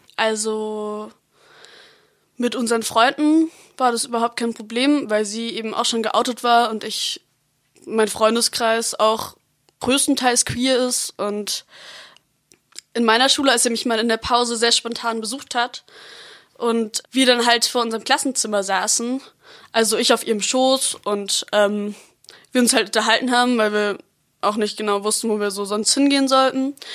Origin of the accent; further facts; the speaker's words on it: Freiburg, Baden-Württemberg, Germany; Ich lebe seit ich geboren bin in Freiburg